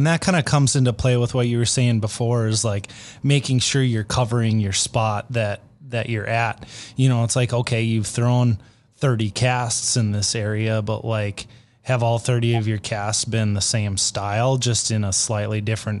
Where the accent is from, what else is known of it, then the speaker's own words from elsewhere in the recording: Minnesota, United States; I am from Minnesota